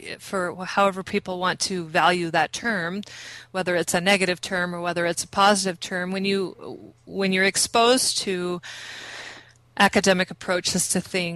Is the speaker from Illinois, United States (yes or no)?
yes; Illinois, United States; also born or lived in Nebraska; I grew up in the state of Illinois. I was actually born in Nebraska